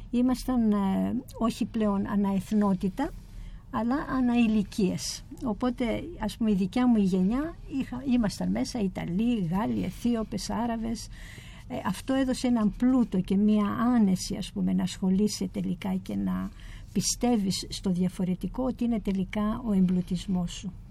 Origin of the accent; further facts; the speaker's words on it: Ethiopia; η εμπειρία μου το ότι ε, γεννήθηκα και μεγάλωσα στην Αιθιοπία είναι πολύ σημαντική, πάρα πολύ σημαντική, διότι έζησα σε μια κουλτούρα και σε έναν κόσμο